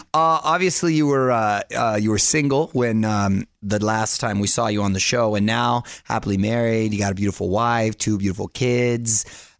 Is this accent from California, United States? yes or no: yes; Chula Vista, California, United States